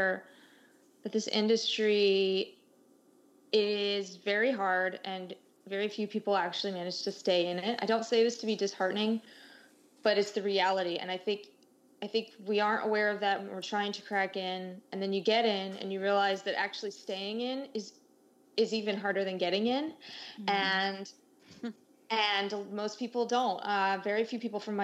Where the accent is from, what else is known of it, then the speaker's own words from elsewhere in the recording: United States; moved away as an adult; also born or lived in Germany; being an American abroad